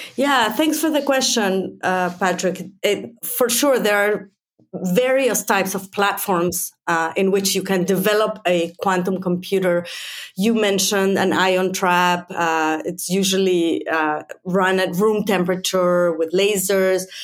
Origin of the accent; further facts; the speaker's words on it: Mexico; also born or lived in United States; now in Finland; I'm originally from Mexico